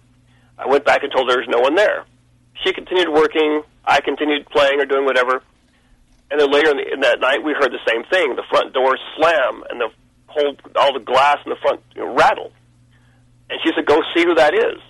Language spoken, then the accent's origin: English; Pensacola, Florida, United States; I was born in Pensacola, Florida